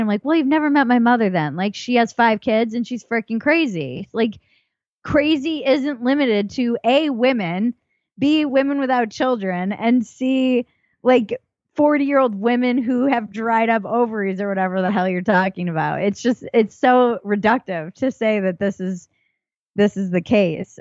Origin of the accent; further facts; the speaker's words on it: Newport, Rhode Island, United States; I come from Newport, Rhode Island